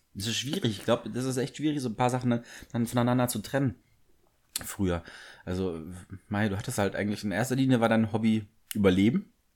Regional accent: Bavaria, Germany; Ich bin zwar im Bayern aufgewachsen

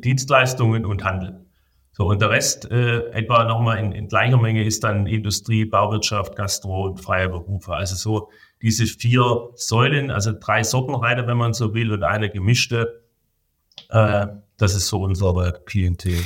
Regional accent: Germany

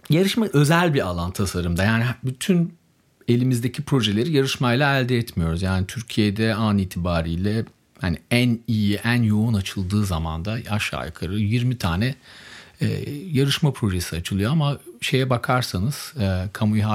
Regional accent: Germany; born there; Çünkü Almanya doğumluyum. Ailem Almanya'da yaşıyor

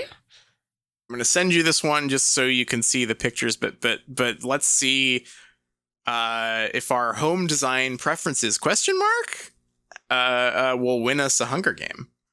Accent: England, United Kingdom; moved away; I'm from England

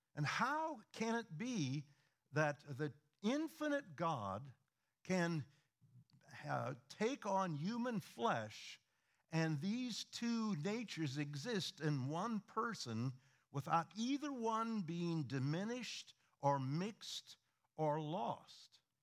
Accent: Midwest, United States; moved away; we are originally from the Midwest

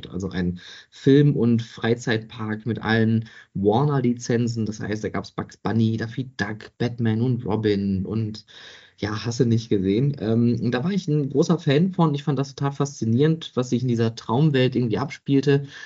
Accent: Oberhausen, North Rhine-Westphalia, Germany; Ich bin Kind des Ruhrgebiets, ähm, ich komme gebürtig aus Oberhausen, also da, wo das heutige Zentro ist.

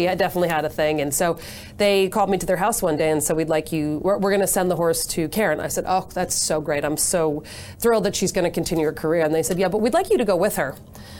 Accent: Manchester-by-the-Sea, Massachusetts, United States; also born or lived in New Hampshire / Boston, Massachusetts; I grew up in Manchester, Massachusetts. Went to high school in New Hampshire and went to college in Boston at Northeastern University.

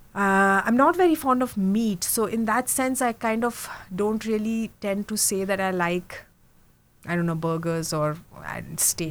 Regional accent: India; moved away; also born or lived in Mumbai / Germany; I'm from India. I was born and brought up in India. Um, I was born in Mumbai, so west central, I would say. But I really lived um, all over India because my dad was in the army.

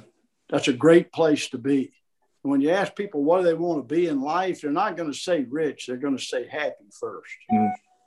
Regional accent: Alabama, United States; where I grew up in Alabama

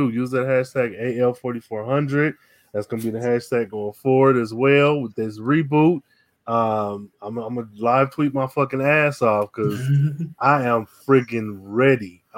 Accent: Pakistan; now in Seattle, United States; Yeah, so, like, you know, I'm from Pakistan.

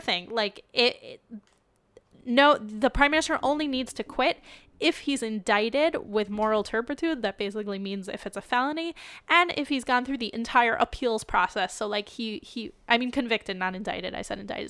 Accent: United States; now in Israel; an American Jew, in addition to being an Israeli Jew

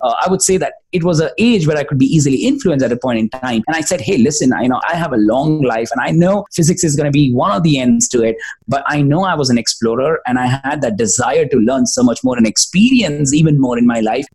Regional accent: India; also born or lived in Bangalore, India; from India I was representing

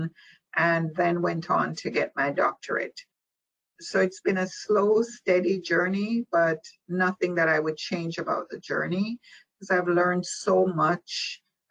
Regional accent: Jamaica; moved away as an adult; now in United States; I was born in Jamaica, West Indies. And I migrated here at the age of 18. So I completed what we call primary and high school in Jamaica

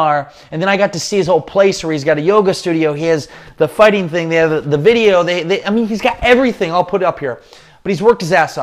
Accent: Northeast Iowa, United States; I'm from Northeast Iowa, small town

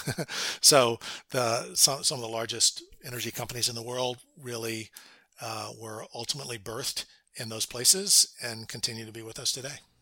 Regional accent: Louisiana, United States; moved away as an adult; also born or lived in Houston; I was from Louisiana, as, as I mentioned, and had gone to Rice in Houston

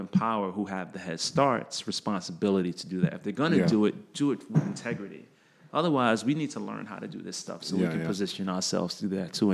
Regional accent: United States; When you're a kid growing up in America, if you're African American

